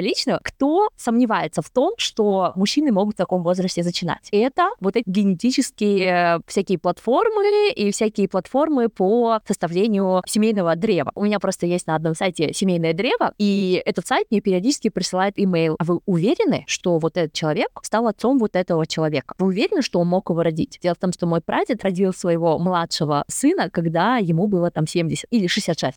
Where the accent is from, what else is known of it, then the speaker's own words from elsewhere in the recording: Kazakhstan; я сама уйгурка, но я из Казахстана